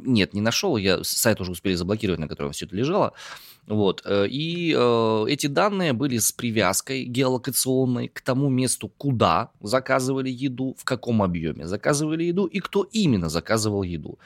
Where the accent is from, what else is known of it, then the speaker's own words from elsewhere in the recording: Omsk, Omsk Oblast, Russia; я родом из Омска